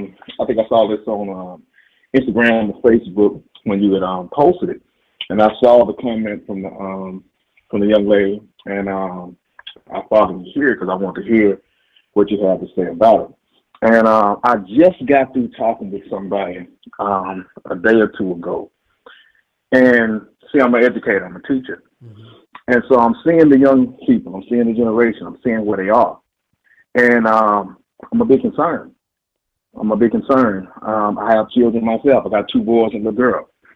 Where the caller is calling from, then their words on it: Dallas, Texas, United States; I'm from Dallas, Texas.